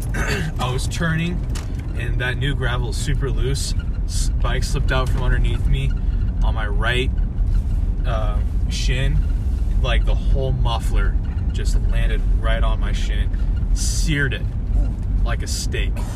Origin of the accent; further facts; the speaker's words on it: South Lake Tahoe, California, United States; now in Montana, United States; I'm originally not from Montana. I'm originally from California. Um, I was born and raised in uh, South Lake Tahoe, California.